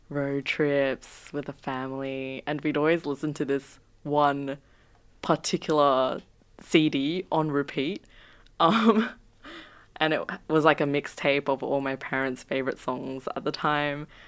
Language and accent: English; South Korea; born there; Yeah, they did. Um, I was born in Korea as well. So actually, um, I grew up with a lot of Korean music